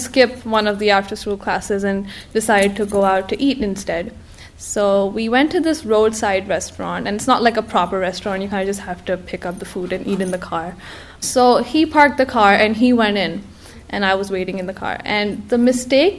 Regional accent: Karachi, Sindh, Pakistan; moved away; I was born in Karachi, Pakistan. It's a place I'm deeply attached to and will always call home

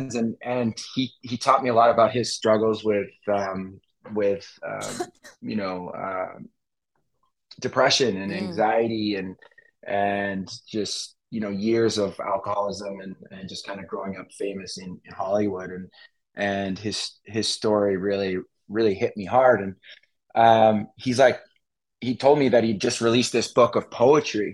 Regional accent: Vancouver Island, British Columbia, Canada; now in Los Angeles, United States; I'm Canadian originally, grew up in Vancouver Island, and moved to LA at a young age.

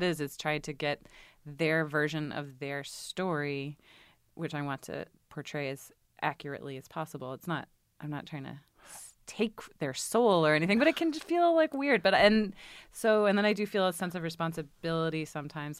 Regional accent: Richmond, Virginia, United States; moved away; I grew up in Richmond, Virginia

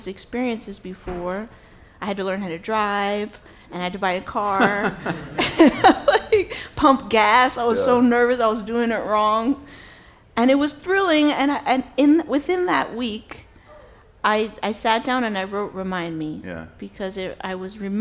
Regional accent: New York City, New York, United States; I'm born and raised in New York City

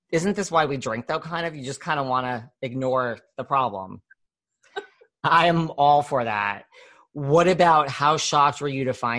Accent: New York City, New York, United States; I'm from New York City. I mean, but I have traveled all over

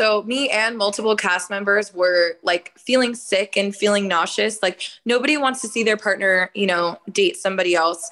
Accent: Oakland, California, United States; moved away as an adult; also born or lived in Austin, Texas; I am from Oakland, California

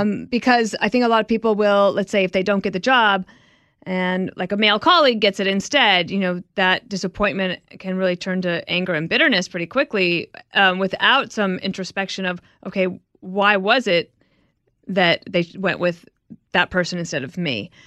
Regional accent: Wyoming, United States; I'm just from Wyoming

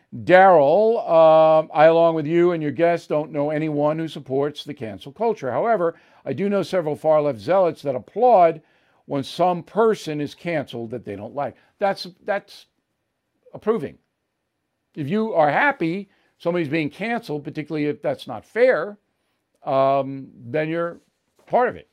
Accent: New York, United States; I'm a New Yorker my whole life

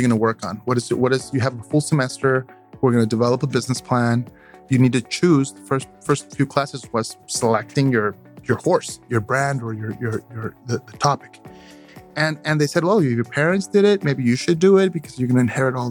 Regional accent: Mexico City, Mexico; also born or lived in Oaxaca coast / Miami; now in Texas, United States; I was born in Mexico City, but with two parents that were from polar opposite sides of Mexico.

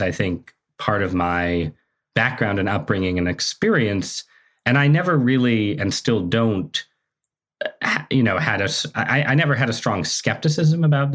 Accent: Southern Connecticut, United States; I grew up in Southern Connecticut

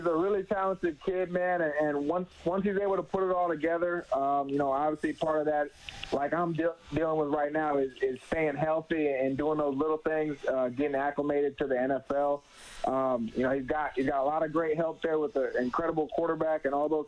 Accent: Tampa, Florida, United States; also born or lived in Phoenix, Arizona; I was born in Phoenix, Arizona, but lived in Tampa, Florida since about 2005.

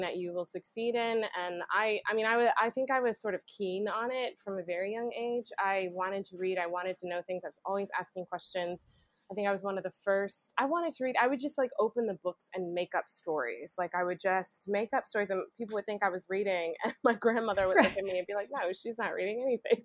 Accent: Macon, Georgia, United States; also born or lived in Fayetteville, Georgia; born and raised in Macon, Georgia

